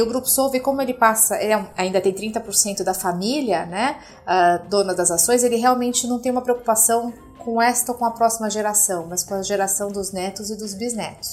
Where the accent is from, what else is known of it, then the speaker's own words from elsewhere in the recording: Brazil; como líder da região, como brasileira e como executiva